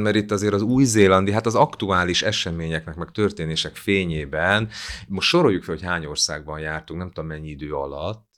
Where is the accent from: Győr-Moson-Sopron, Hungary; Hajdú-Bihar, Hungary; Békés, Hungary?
Hajdú-Bihar, Hungary; Biharnagybajom; first language Hungarian; also born or lived in Berettyóújfalu; now in Budapest, Hungary; nekem Budapest az otthonom egyébként, ö, bár Beretyújföldban születtem, Biharnagybajómból származom